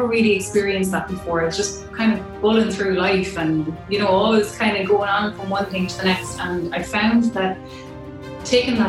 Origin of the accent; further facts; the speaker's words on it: Offaly, Ireland; also born or lived in Kerry / Cork / United States; In Offaly was fine. I did leave Offaly when I was 17, lived a little while in Kerry, a little while in Cork, and then I moved to the States when I was 20